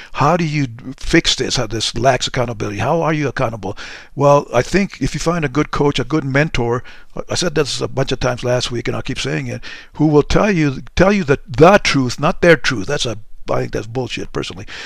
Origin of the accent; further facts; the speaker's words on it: Deming, New Mexico, United States; moved away; my mom in a little dinky town by the name of Deming, New Mexico